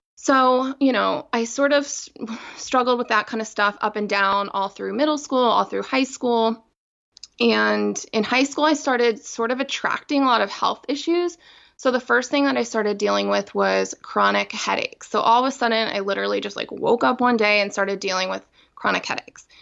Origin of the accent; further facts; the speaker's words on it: outside of Philadelphia, Pennsylvania, United States; I grew up outside of Philadelphia